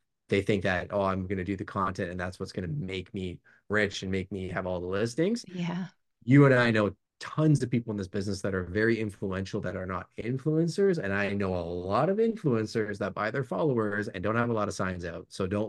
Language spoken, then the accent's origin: English; Montreal, Quebec, Canada; I was a transplant from Montreal. And my dad had built a sales business with my mom back in Montreal in non-destructive testing.